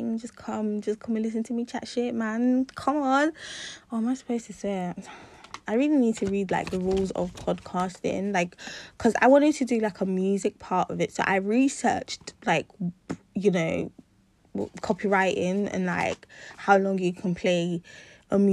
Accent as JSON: {"language": "English", "country": "Nigeria", "said": "I'm Nigerian"}